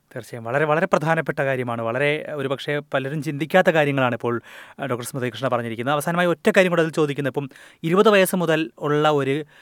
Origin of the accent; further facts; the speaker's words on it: India; moved away as an adult; now in Australia; India പോലുള്ള രാജ്യങ്ങളിൽ ജനിച്ചു വളർന്ന നമ്മളെ പോലുള്ള ഫസ്റ്റ് മൈഗ്രൻസിന്